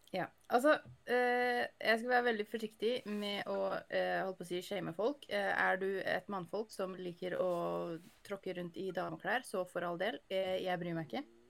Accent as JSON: {"language": "Norwegian", "region": "Northern Norway", "country": "Norway", "said": "jeg er nordlending med munndiaré"}